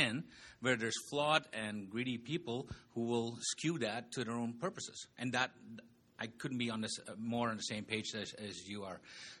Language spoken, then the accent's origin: English; Netherlands; now in Lethbridge, Canada; I've been here 29 years, but I confess I was born and raised in Holland